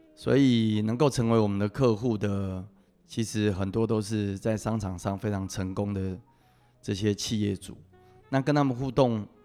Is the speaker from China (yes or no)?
no; Taipei, Taiwan; 我父亲是老欧啊，我是在三军总医院出生的